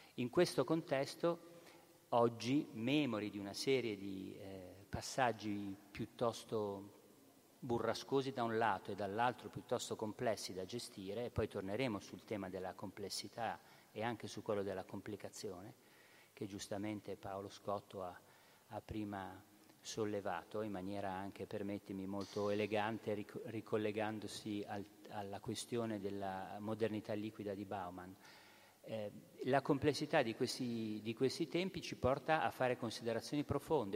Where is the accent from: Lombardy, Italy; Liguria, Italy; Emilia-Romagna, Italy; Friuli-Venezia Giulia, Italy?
Liguria, Italy; Genoa; da buon genovese